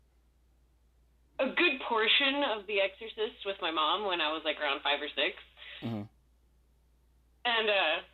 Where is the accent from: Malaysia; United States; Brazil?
United States; Los Angeles, California; I was born in East LA, raised in the Valley